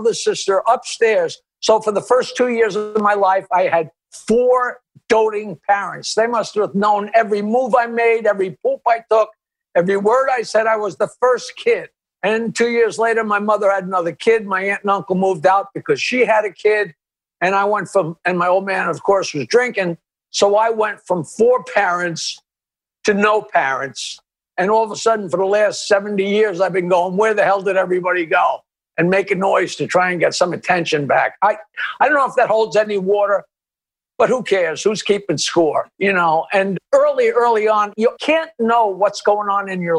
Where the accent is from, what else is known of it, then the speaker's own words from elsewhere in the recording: Long Island, North Shore of Nassau County, New York, United States; I grew up on Long Island on the North Shore of Nassau County in a very, very crazily wealthy area